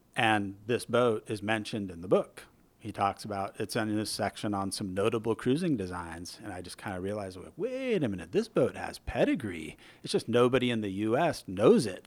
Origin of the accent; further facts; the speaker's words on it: Newport Beach, California, United States; moved away as an adult; also born or lived in Irvine, California; now in San Francisco Bay Area, United States; I'm a transplant. I grew up in Southern California